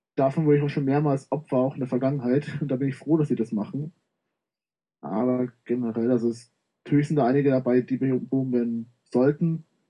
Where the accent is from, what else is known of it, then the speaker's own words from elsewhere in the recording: Munich, Bavaria, Germany; komme aus dem schönen München